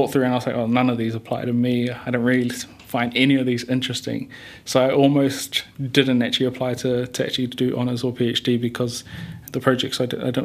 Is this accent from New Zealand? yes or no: yes; Hamilton, Waikato, New Zealand; moved away as an adult; also born or lived in Rotorua; now in Auckland, New Zealand; Both my parents are Tongan. I was born in Rotorua and went to Hamilton Boys High School then came up to Auckland to do university